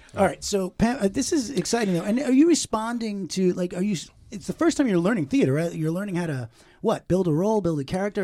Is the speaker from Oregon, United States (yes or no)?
no; Long Island, New York, United States; my temple, I was an Orthodox temple where I grew up in Long Island